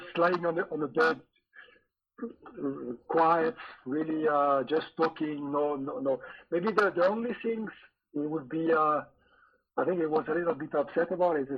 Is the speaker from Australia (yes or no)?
no; France; English is a second language; moved away as an adult; also born or lived in Scotland; you're French and you arrive in a in Scotland in a new club